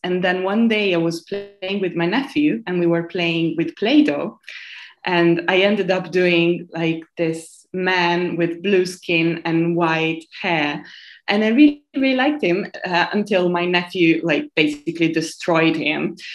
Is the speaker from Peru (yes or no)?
no; Piumazzo, Emilia-Romagna, Italy; English is a second language; moved away as an adult; now in London, United Kingdom; I come from a very, very small town, which I really want to name Piumazzo, which is between Modena and Bologna, which is in the north of Italy